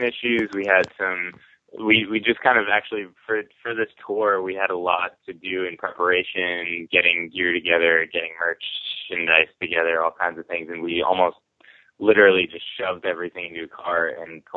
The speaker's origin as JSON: {"language": "English", "country": "United States", "tie": "born or raised there", "said": "I was in high school growing up outside of New York City"}